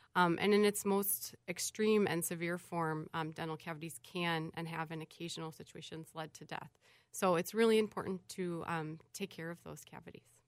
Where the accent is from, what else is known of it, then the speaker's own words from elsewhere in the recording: St. Louis, Missouri, United States; now in Minnesota, United States; I'm originally from St. Louis, Missouri